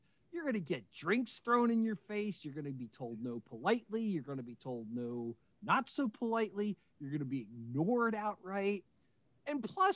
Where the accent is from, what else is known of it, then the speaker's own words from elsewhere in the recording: Westchester County, New York, United States; now in Baltimore, United States; I grew up in Westchester County, New York, right along the Connecticut-New York line.